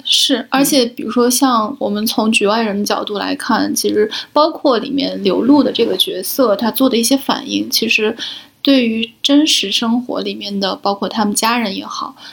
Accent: Shaanxi, China; 我是陕西人，然后我们有一个环节是专门要哭天抢地的

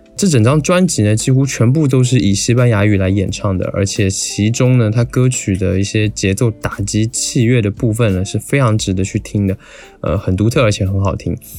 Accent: Taiwan; 我作为一个台湾人

